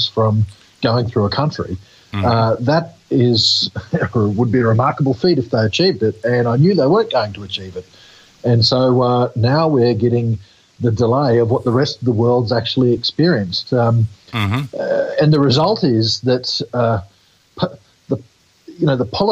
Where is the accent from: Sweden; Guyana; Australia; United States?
Australia; Queensland; Queensland, my home state